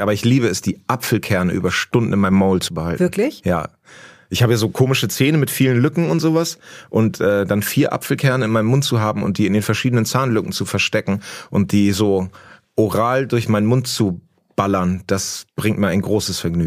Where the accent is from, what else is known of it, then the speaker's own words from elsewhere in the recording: Hemmoor, Lower Saxony, Germany; now in Berlin, Germany; in Hemmoor, wo ich herkomme